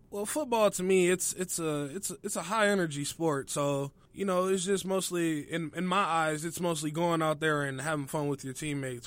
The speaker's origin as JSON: {"language": "English", "town": "Rockford", "region": "Illinois", "country": "United States", "tie": "born or raised there", "moved": "as an adult", "lives_now": "Northwest Minnesota, United States", "said": "I'm originally from, uh, Rockford, Illinois. It's just about two hours northwest of Chicago"}